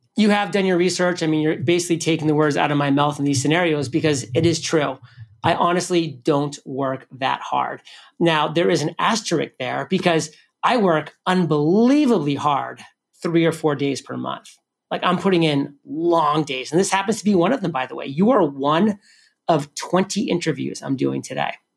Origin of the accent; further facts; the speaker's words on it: New England, United States; I'm from New England